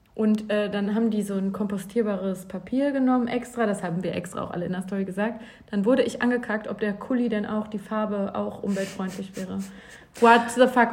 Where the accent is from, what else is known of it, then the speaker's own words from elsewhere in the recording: Bielefeld, North Rhine-Westphalia, Germany; now in Cologne, Germany; in Bielefeld aus meiner Heimatstadt